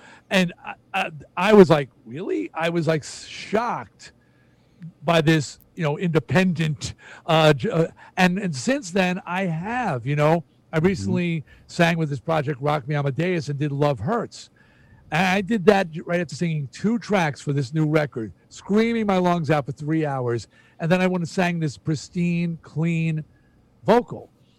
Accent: New Jersey, United States; I grew up on rock. I'm from Jersey.

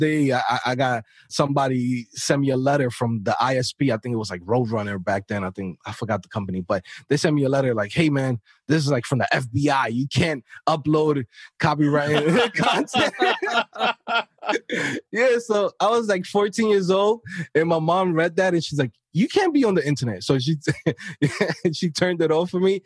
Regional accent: New York City, New York, United States; I'm coming from an inner city. I'm from New York City, Queens, Brooklyn

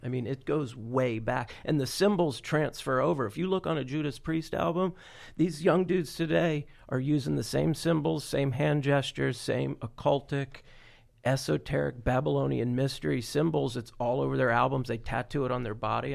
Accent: Florida, United States; I'm from Florida

